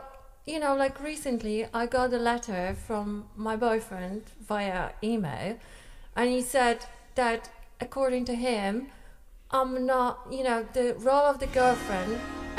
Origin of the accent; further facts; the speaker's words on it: Iceland; Yes, I am from Iceland.